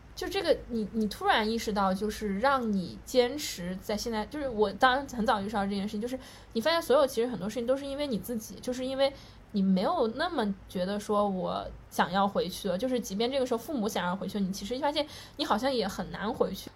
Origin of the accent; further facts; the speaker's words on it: Chengdu, Sichuan, China; moved away; 我跟阿边一样，我们都是成都人